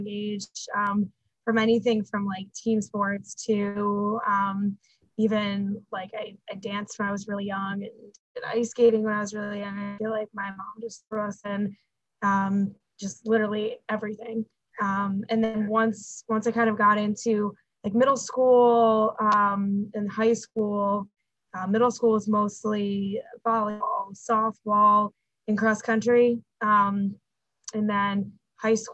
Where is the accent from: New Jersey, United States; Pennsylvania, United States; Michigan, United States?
New Jersey, United States; near Rutgers University, central; I actually grew up in New Jersey